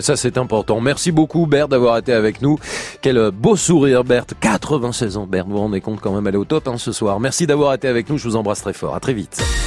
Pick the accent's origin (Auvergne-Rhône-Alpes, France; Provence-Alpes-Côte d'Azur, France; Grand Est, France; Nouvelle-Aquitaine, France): Auvergne-Rhône-Alpes, France; Vichy; moi je suis bourbonnais, hein, je suis de Vichy